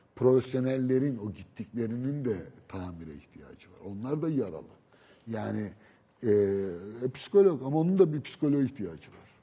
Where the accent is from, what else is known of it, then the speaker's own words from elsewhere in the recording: Istanbul, Turkey; Beşiktaş benim doğup büyüdüğüm yer. Yani doğup değil ama büyüdüğüm yer. Çocukluğumun geçtiği yer.